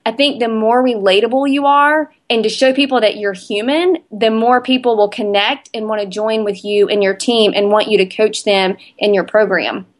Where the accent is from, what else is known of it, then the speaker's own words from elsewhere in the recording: Spartanburg, South Carolina, United States; A B C Gym in my hometown of Spartanburg